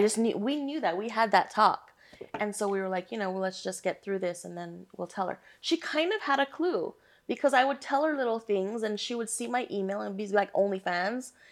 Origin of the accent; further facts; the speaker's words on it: Hawaii, United States; moved away; born and raised in Hawaii